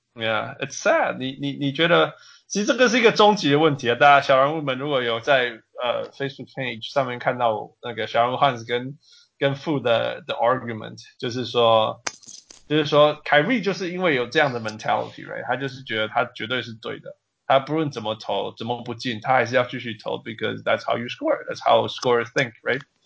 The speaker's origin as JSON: {"language": "English", "country": "Canada", "said": "I'm Canadian"}